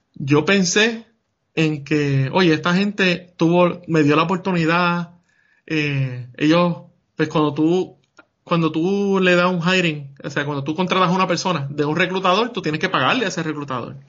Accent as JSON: {"language": "Spanish", "country": "Puerto Rico", "moved": "as an adult", "said": "yo venía de Puerto Rico, que yo sí era un ciudadano americano"}